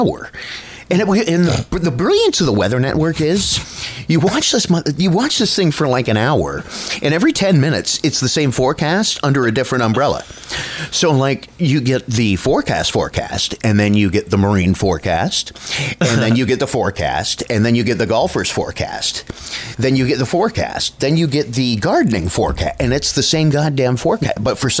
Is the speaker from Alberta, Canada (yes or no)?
no; Niagara Falls, Ontario, Canada; I grew up in Niagara Falls